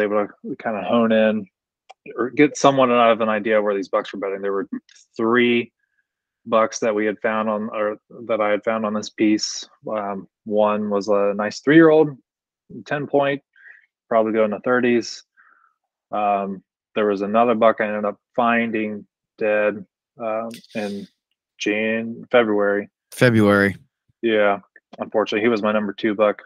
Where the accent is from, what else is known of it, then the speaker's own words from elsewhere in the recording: Ohio, United States; moved away as an adult; also born or lived in Northern Kentucky; now in Kentucky, United States; I'm originally from Ohio. I grew up hunting Ohio